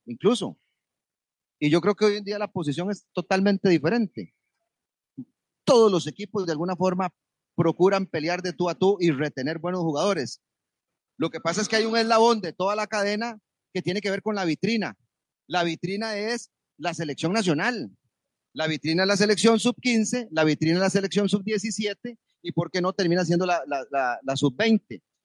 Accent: Costa Rica; nosotros como costarricenses

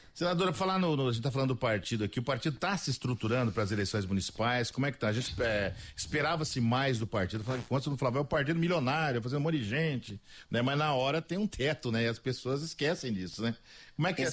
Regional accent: Mato Grosso do Sul, Brazil; eu sou daqui do Mato Grosso do Sul

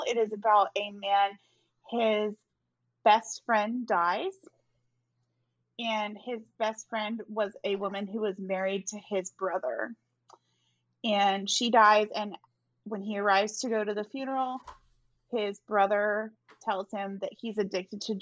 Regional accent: Texas, United States; as is my right as a Texan.

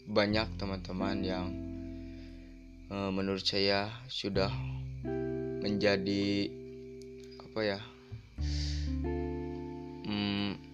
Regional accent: Banjarsari, Indonesia; Saya santri di sini sudah hampir tiga tahunan lah ada terus saya itu asal dari Banjarsari

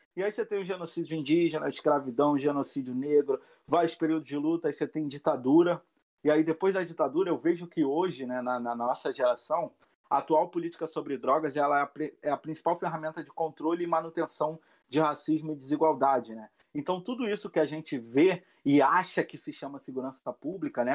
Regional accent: Rio de Janeiro, Brazil; Sou do Complexo do Alemão a vida inteira é, minha infância aqui nesse lugar, desde criança

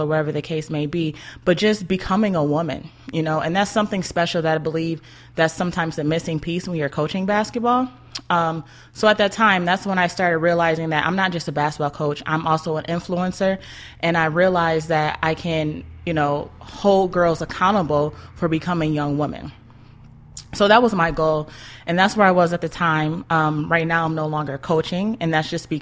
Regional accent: Buffalo, New York, United States; born and raised in Buffalo.

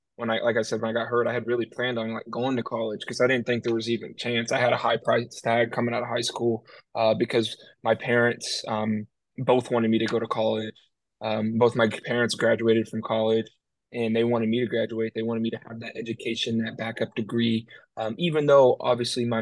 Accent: Oklahoma, United States; being in my hometown

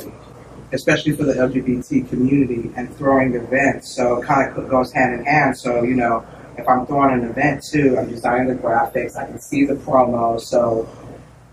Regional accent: Austin, Texas, United States; Born and raised Austin, Texas, Southside. Lived here all my life.

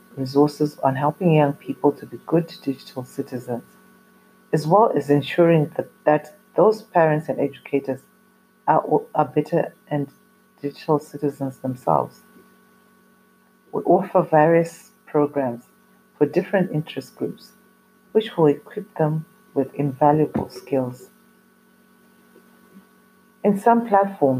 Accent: Zimbabwe; I come from Zimbabwe in Africa

